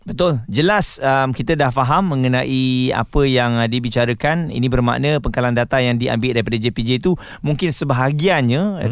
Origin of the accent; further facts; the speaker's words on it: Malaysia; kita sebagai rakyat Malaysia